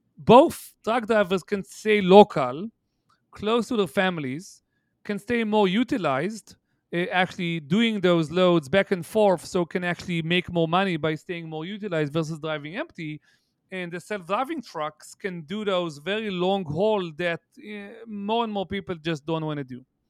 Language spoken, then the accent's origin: English; Haifa, Haifa District, Israel; moved away; my hometown, eh, if you'll entertain me, which is Haifa, Israel